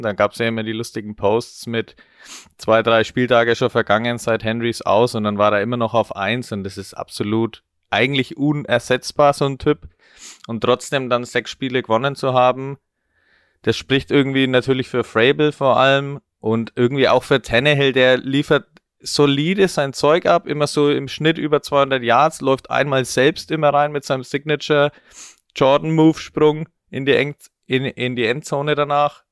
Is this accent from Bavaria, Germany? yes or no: yes; Franconia, Bavaria, Germany; als gebürtiger Franke